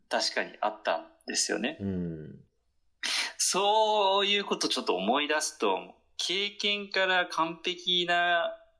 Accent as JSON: {"language": "Japanese", "region": "Kyushu", "country": "Japan", "said": "九州男児"}